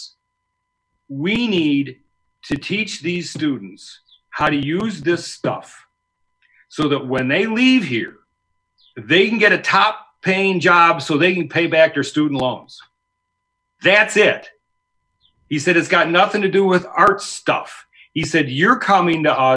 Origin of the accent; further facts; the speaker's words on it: Elmhurst, United States; Stephen and I grew up together in Elmhurst